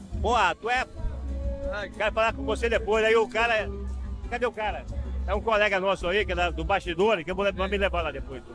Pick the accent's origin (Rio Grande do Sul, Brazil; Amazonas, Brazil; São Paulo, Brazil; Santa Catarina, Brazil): Amazonas, Brazil; Coari; eu sou amazonense. Nasci em Coari, meu orgulho assim